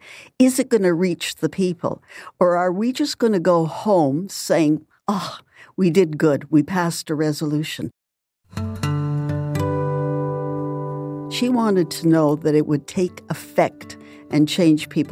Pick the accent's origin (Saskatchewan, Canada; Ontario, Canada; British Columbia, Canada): Saskatchewan, Canada; I'm from Saskatchewan